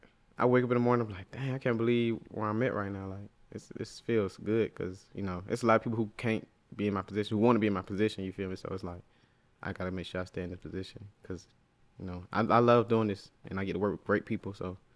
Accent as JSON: {"language": "English", "town": "Atlanta", "region": "Georgia", "country": "United States", "said": "I'm from Atlanta."}